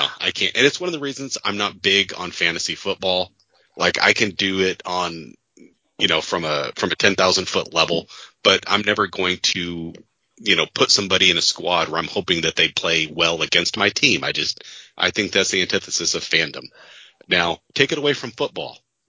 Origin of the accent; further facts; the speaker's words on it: Bay Area, California, United States; even though born and raised in the Bay Area.